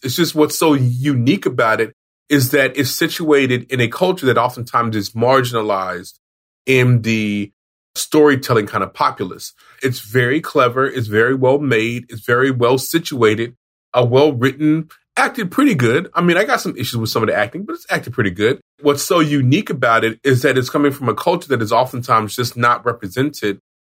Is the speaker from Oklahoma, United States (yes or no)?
yes; Oklahoma, United States; I'm from Oklahoma, which is where this show is from.